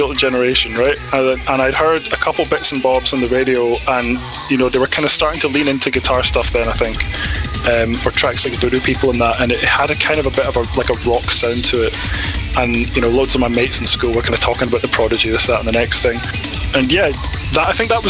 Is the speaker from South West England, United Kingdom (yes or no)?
no; Fintry, Scotland, United Kingdom; moved away as an adult; now in Newcastle, United Kingdom; I am originally from Scotland, from a little town just outside of Stirling called Fintry. That's where I grew up.